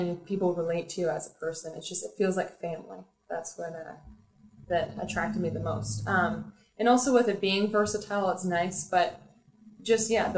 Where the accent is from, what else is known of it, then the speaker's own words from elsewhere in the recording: Peterborough, Ontario, Canada; moved away as an adult; now in Toronto, Canada; Peterborough, Ontario actually is my hometown. Born and raised.